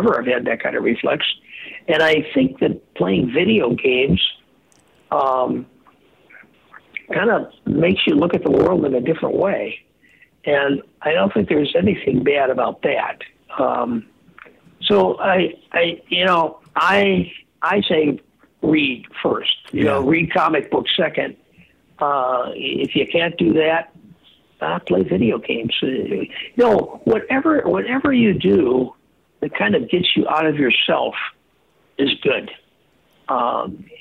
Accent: Earlville, United States; moved away; I went back to my hometown in Earlville

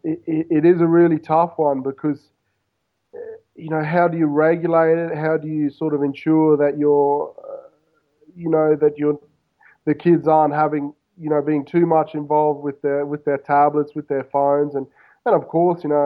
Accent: Queensland, Australia; moved away as an adult; now in Buenos Aires, Argentina; I grew up in Australia, of course, but I grew up basically on the right on the Pacific Ocean. So we had a house right on the beach in Queensland, Australia, so on the east coast

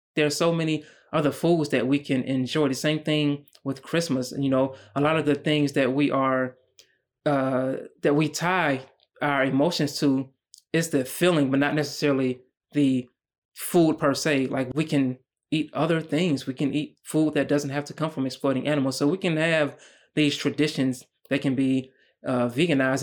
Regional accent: United States; as a black man growing up in America

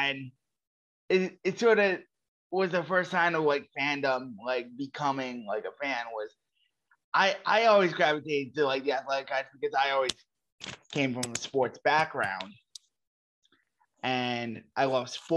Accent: Philadelphia, Pennsylvania, United States; I'm from Philadelphia, and like even though I was only like 13, 14 years old

